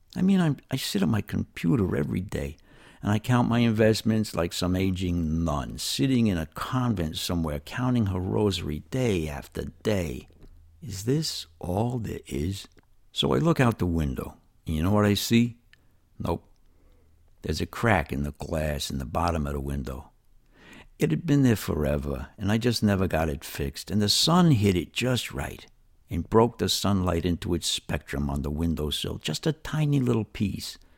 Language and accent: English; New York City, New York, United States; moved away as an adult; now in East Alabama, United States; I was raised in New York City in very trying circumstances for a child.